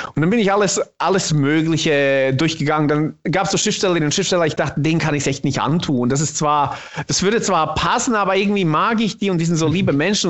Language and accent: German; Bosnia & Herzegovina; first language Bosnian; German is a second language; now in Germany; ich bin tatsächlich in meiner Muttersprache im Bosnischen bin ich ein krasser Dialektsprecher